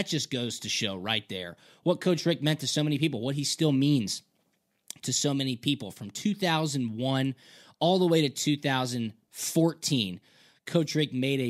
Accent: Georgia, United States; But man, growing up in Georgia, I was such a big Dogs fan.

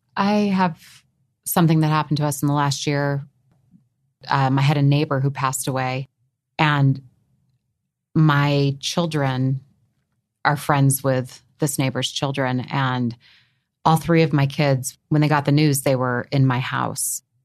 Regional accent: New England, United States; as a child growing up in New England

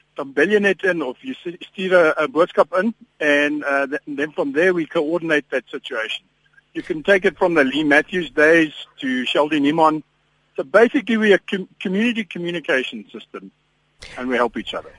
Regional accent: Ermelo, Mpumalanga, South Africa; now in Johannesburg, South Africa; ek kom van 'n klein dorpie af uh, van ek, ek ek is gebore in Ermelo

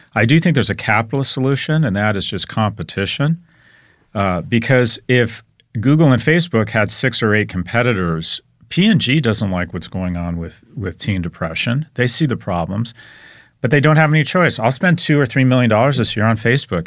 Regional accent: United States; I'm an American

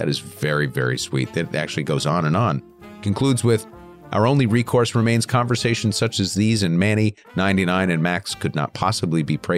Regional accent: Canada; I love the Canadians. I'm Canadian, so it goes without saying my relationship with the USA is complex.

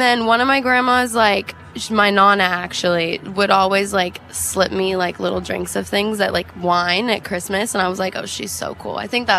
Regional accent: Phoenix, Arizona, United States; growing up in Phoenix, they had this thing called McDowell Mountain Music Festival that was really fun.

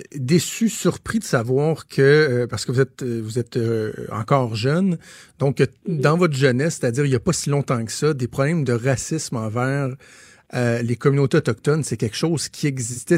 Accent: Laval, Quebec, Canada; moved away as an adult; now in Quebec City, Canada; moi, je viens de Laval, je, vais dans ma famille

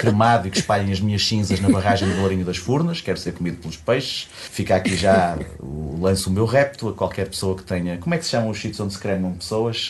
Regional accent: Braga, Norte, Portugal; moved away as an adult; now in Porto, Portugal; eu cresci em Braga

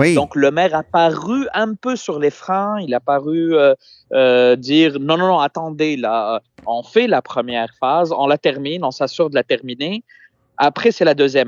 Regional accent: Tunis, Tunis Governorate, Tunisia; now in Quebec, Canada; Je suis effectivement dans ma ville natale à Tunis

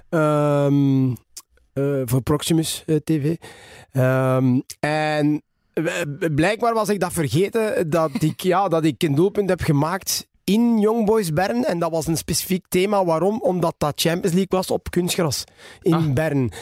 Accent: Ninove, Flanders, Belgium; Ik ben geboren in Ninove. Geboren en getogen. Ik woon er nog altijd.

